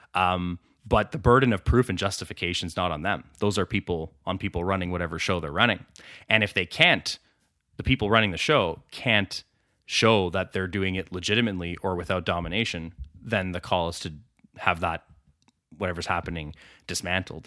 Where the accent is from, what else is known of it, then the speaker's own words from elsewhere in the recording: Ottawa, Ontario, Canada; It's my hometown